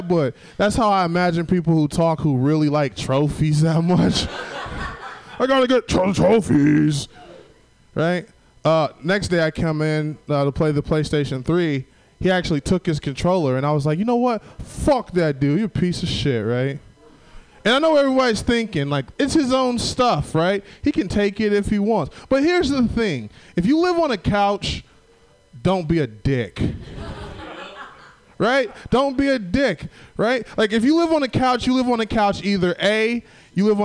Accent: Southern Illinois, United States; now in San Francisco, United States; I'm from Southern Illinois

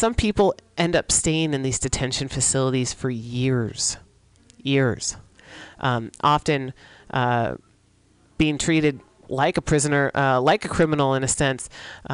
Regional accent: San Francisco, California, United States; here in San Francisco, my hometown

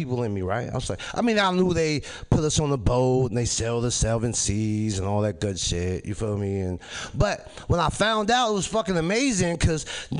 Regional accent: Chicago, Illinois, United States; moved away as an adult; now in California, United States; I'm from Chicago

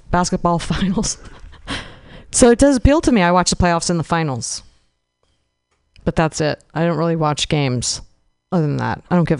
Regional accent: East Bay, California, United States; I was raised in the East Bay

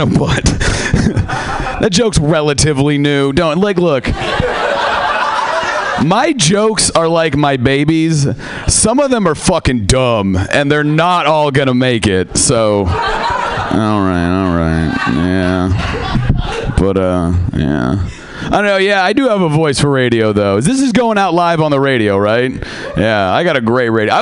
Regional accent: Seattle, Washington, United States; I am from Seattle

